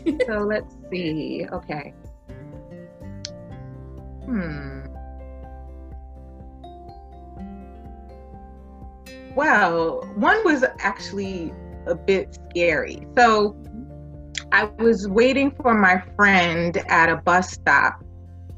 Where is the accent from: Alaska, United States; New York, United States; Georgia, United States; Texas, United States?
New York, United States; New York City; I was born and raised in New York, Brooklyn specifically